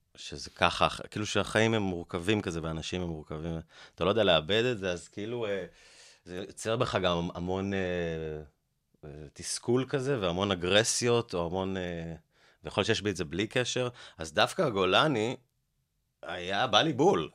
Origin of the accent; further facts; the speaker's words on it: Haifa, Haifa District, Israel; now in Holon, Israel; בחיפה, בבית ספר אליאנס